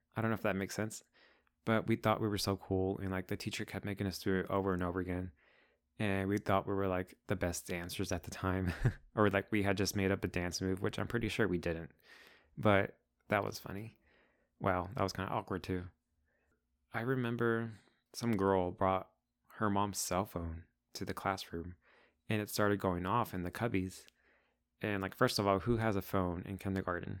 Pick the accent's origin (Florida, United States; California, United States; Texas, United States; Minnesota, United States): Texas, United States; Crandall; first language Spanish; English is a second language; also born or lived in Dallas, Texas; I was born in Dallas, Texas, but I grew up in Crandall, Texas